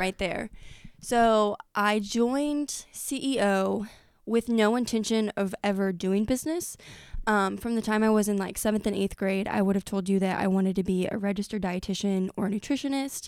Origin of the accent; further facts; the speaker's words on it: Effingham, Illinois, United States; I grew up in Effingham.